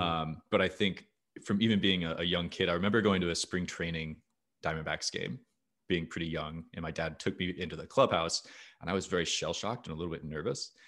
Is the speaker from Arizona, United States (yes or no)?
yes; Arizona, United States; I was not born in Arizona, but very much raised in Arizona. That is, that is where my, that is my hometown